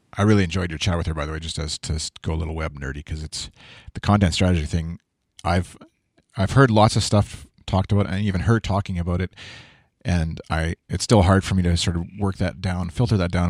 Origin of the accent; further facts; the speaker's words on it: Canada; I'm Canadian.